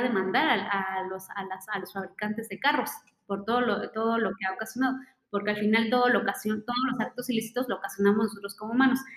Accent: Mexico

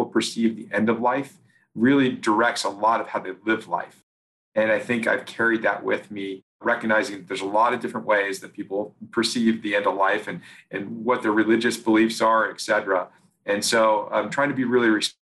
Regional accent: Oregon, United States; I grew up in Oregon, and we went back to Oregon

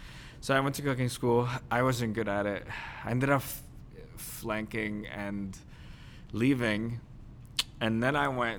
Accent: New Jersey, United States; I'm Jersey.

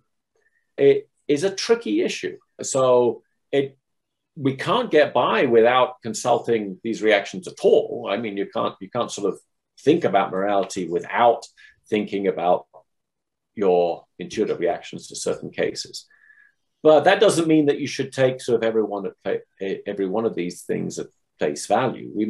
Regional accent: England, United Kingdom; moved away as an adult; now in United States; I grew up in England and then went to the States, or came to the States for graduate school, and I've stayed here.

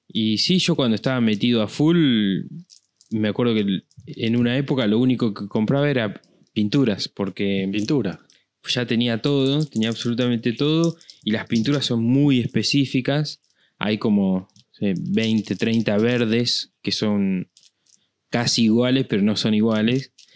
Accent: La Pampa, Argentina; zona de donde soy yo, ahí en La Pampa

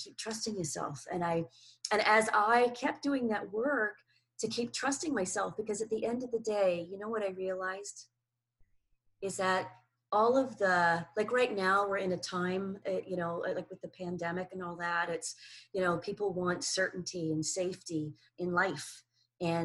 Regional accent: Canada; moved away; also born or lived in New Zealand; So I lived in New Zealand for 29 years. I'm originally Canadian

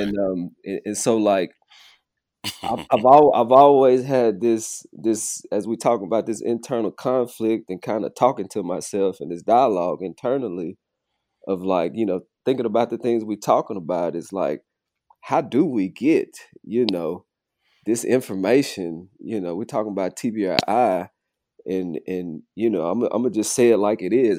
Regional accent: Arkansas, United States; also born or lived in Kentucky; now in Fort Worth, United States; having grown up in Arkansas

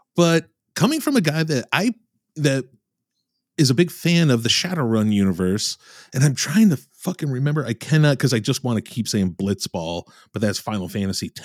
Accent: Michigan, United States; I'm from Michigan

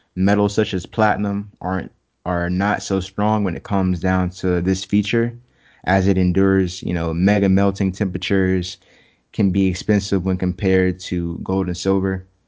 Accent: Jacksonville, Florida, United States; I'm from Jax. I'm from Jacksonville, Duval.

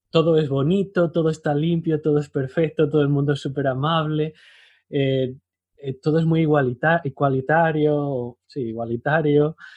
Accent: Spain

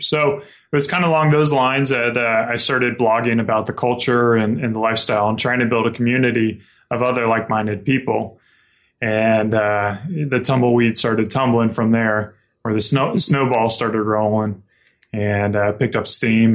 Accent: South Carolina, United States; moved away as an adult; now in Spokane, United States; I grew up in South Carolina and moved out here about five years ago

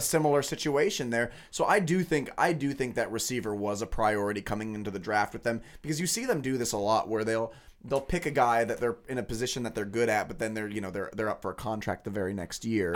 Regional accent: Lawrence, Kansas, United States; I grew up in Lawrence. I've lived in Lawrence for, you know, twenty-five years

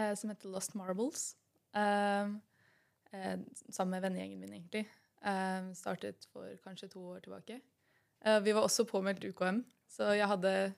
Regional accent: Son, Akershus, Norway; jeg kommer fra Son.

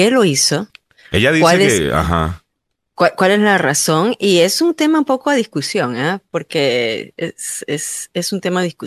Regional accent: Peru; now in Virginia, United States; aquí en mi país

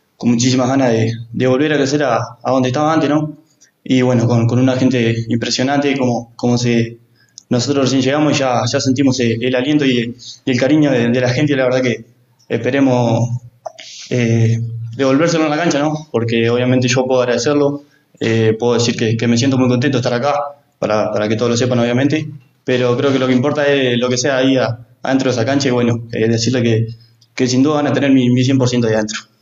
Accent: Uruguay; moved away as an adult; now in Riobamba, Ecuador; en Uruguay, más que nada en mi pueblo

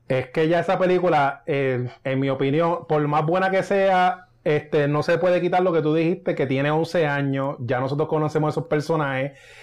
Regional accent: Río Grande, Puerto Rico; now in Cupey, Puerto Rico; yo soy de Río Grande. Ahora mismo estoy viviendo en Cupey.

